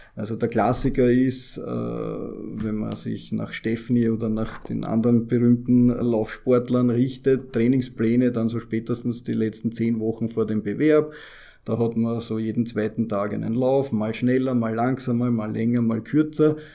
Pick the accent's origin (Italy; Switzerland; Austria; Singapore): Austria; Vienna; als Wiener